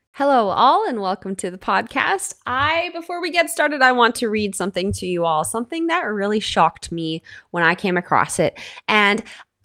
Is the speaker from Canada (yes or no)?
yes; Canada; I'm your Canadian host